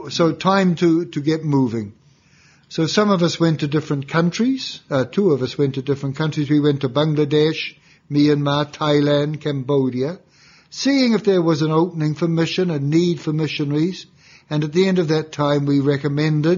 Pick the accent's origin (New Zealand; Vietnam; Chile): New Zealand; moved away as an adult; now in Rome, Italy; so I'm from New Zealand originally, and even as a young fellow, I was very inspired by the work of the Marist missionaries, which I'd read about at school